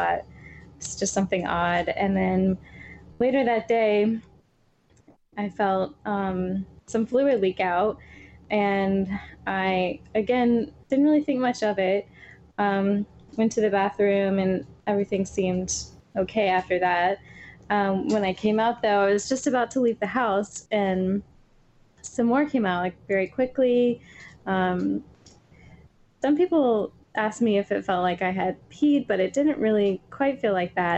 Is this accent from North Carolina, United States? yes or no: yes; North Carolina, United States; moved away as an adult; now in Philadelphia, United States; We are both from North Carolina. Now we live in Philadelphia